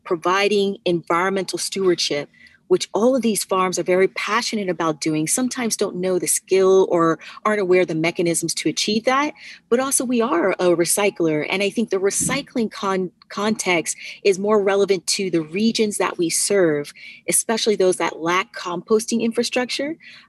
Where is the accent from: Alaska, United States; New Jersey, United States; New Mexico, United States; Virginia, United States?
Virginia, United States; now in New York, United States; I am originally from Virginia and went to Virginia Tech, majored in information technology, moved up to New York immediately after